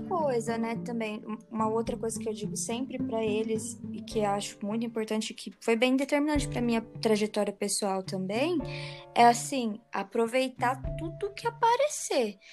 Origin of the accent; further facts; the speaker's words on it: Hortolândia, São Paulo, Brazil; also born or lived in Marília; adolescência foi em Hortolândia